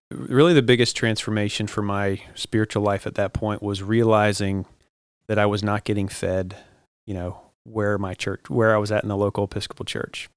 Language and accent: English; Jacksonville, Florida, United States; I grew up mostly here in Jacksonville, spent the, you know, the most of my life here